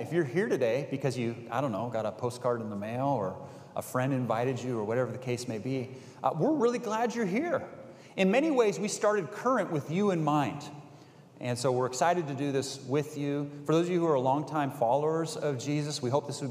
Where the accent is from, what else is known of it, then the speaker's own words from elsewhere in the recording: Bay Area, California, United States; I grew up in the Bay Area.